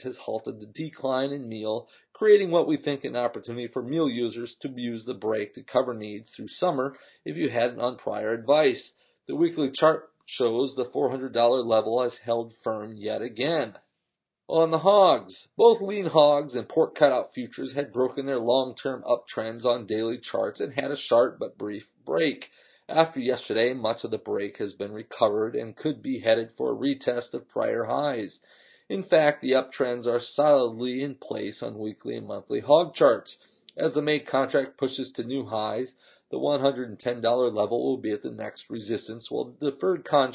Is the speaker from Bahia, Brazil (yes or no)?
yes; Bahia, Brazil; Bahia, my home state